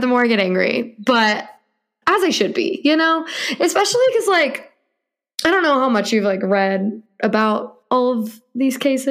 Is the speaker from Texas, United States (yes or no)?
yes; Texas, United States; As a Texan human